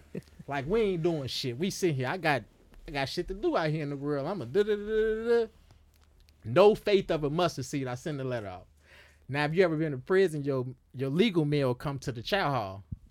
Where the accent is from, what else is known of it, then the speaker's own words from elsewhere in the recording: Chicago, Illinois, United States; Now, I had a long list of charges because when I came from Chicago, you know, we sold drugs on the street.